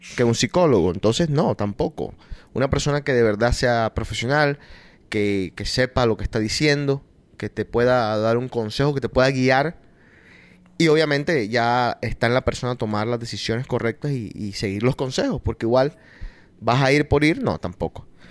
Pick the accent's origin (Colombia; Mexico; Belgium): Colombia; now in Boston, United States